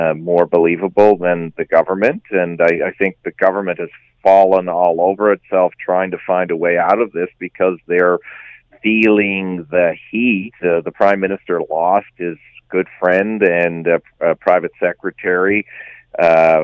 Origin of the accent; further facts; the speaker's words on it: St. John's, Newfoundland and Labrador, Canada; in my hometown of St. John's, Newfoundland